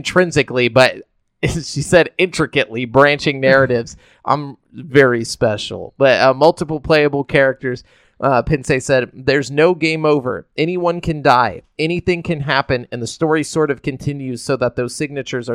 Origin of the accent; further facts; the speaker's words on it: Huntsville, Alabama, United States; I'm from Huntsville